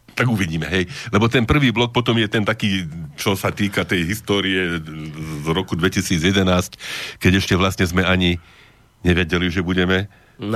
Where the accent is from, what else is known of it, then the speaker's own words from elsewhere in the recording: Banská Bystrica, Banská Bystrica Region, Slovakia; som ako jeden z prvých Banskobystričanov otvorene a verejne podporil kandidatúru Jána Noska za primátora mesta